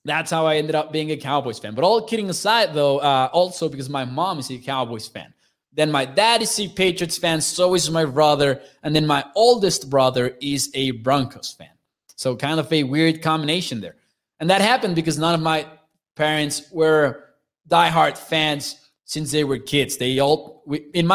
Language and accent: English; Chihuahua, Mexico; I'm from Chihuahua, Mexico